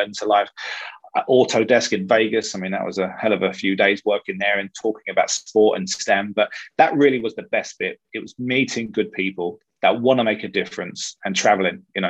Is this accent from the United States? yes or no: no; London, United Kingdom; I was born in Hammersmith, so 1.5, 2 miles from the ground.